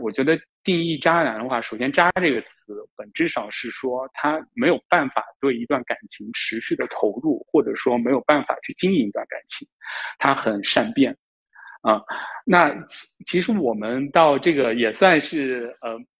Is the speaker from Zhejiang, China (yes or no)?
no; Jiangsu, China; 我来自江苏，然后现在就职于一个政策型银行的公司信贷部